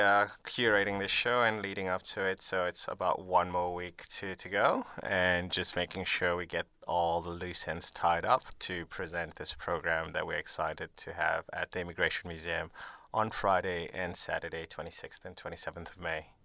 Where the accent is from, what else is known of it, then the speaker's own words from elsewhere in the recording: Nairobi, Kenya; moved away as an adult; now in Melbourne, Australia; I grew up in Nairobi, Kenya